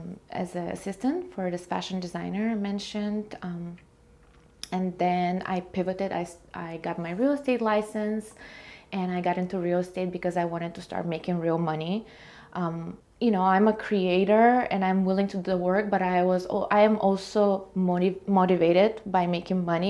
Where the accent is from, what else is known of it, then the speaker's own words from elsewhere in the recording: Bulgaria; moved away as an adult; now in United States; Originally, I'm from Bulgaria, small country in Eastern Europe. I moved here when I was 19 on a student program.